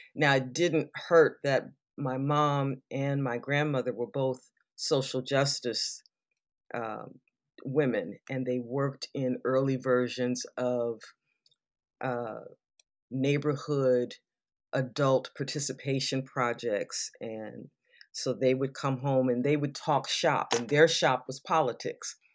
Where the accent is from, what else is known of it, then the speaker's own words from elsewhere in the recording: Southern California, United States; I grew up in Southern California